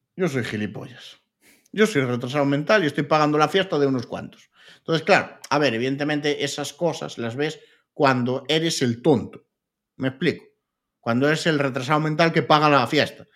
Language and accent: Spanish; Lugo, Galicia, Spain; yo soy de Lugo